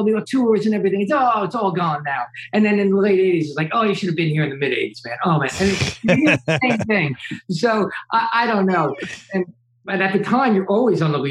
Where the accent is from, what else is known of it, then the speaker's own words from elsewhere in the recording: New Jersey, United States; I'm this kid from New Jersey